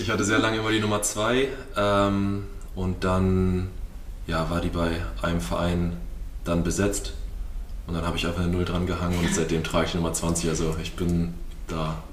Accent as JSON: {"language": "German", "town": "Lübeck", "region": "Schleswig-Holstein", "country": "Germany", "tie": "born or raised there", "also_born_or_lived": "Timmendorf (home village) / Stuttgart", "moved": "as an adult", "lives_now": "Dresden, Germany", "said": "Ich komme gebürtig aus dem Norden, bin in Lübeck geboren"}